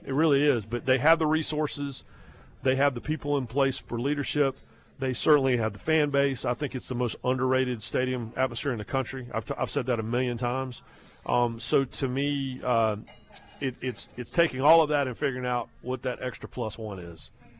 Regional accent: North Carolina, United States; I'm from North Carolina.

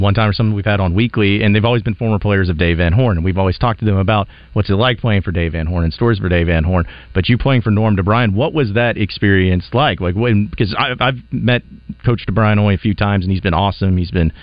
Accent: Fayetteville, Arkansas, United States; I'm from Fayetteville High School

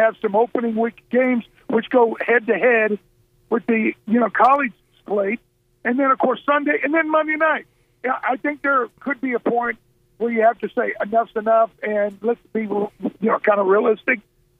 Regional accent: Arkansas, United States; I grew up here in Arkansas.

